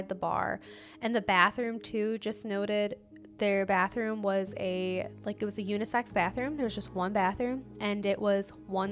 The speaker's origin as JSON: {"language": "English", "town": "Toledo", "region": "Ohio", "country": "United States", "said": "I'm from Toledo. I'm not from Columbus"}